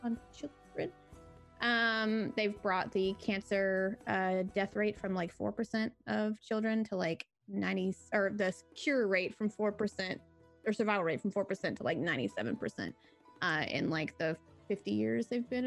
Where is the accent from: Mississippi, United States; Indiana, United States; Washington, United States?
Mississippi, United States; Jackson; I'm from Jackson, Mississippi, which is only 3 hours from St. Jude